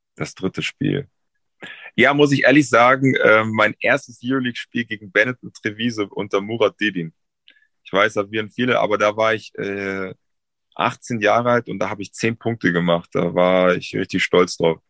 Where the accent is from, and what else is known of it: Munich, Bavaria, Germany; born or raised there; moved away; also born or lived in Frankfurt / Berlin